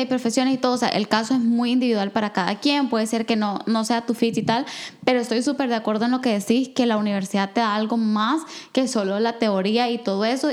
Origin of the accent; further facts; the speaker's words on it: El Salvador; moved away; yo soy del de Salvador, pero yo todo el tiempo, toda mi vida crecí con una narrativa de la guerra